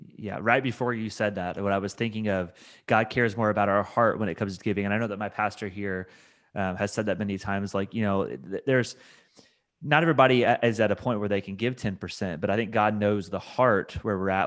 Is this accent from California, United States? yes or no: no; Indiana, United States; now in Kentucky, United States; I'm from Indiana, so I know the Midwest really well